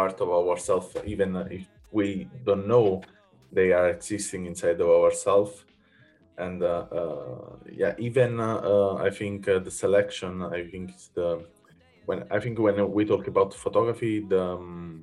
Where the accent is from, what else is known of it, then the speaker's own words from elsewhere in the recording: a village close to Naples, Campania, Italy; now in Berlin, Germany; I'm from Naples, so a village close to Naples in Italy. And when I moved in Berlin